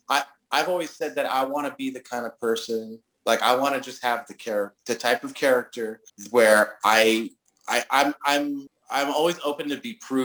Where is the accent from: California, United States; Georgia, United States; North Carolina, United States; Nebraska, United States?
California, United States; Los Angeles; I grew up in Los Angeles.